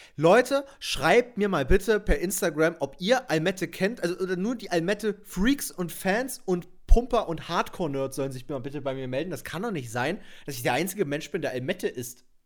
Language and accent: German; Doberschau, Saxony, Germany; bei mir in Doberschau, wo ich aufgewachsen bin